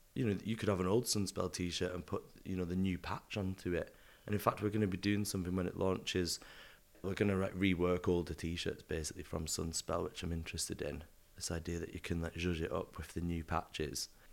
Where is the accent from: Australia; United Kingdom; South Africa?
United Kingdom; the north of England; accent: northern; moved away as an adult; now in London, United Kingdom; obviously I'm from up north, hence my accent